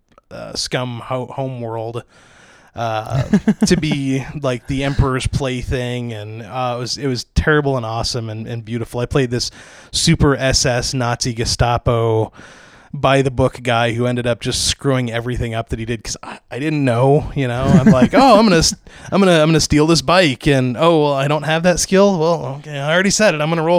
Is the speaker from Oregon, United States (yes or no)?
yes; Portland, Oregon, United States; Yeah, I'm from Portland area.